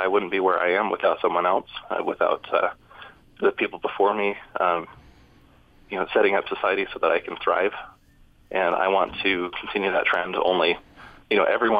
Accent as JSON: {"language": "English", "region": "Utah", "country": "United States", "tie": "born or raised there", "said": "I grew up in Utah"}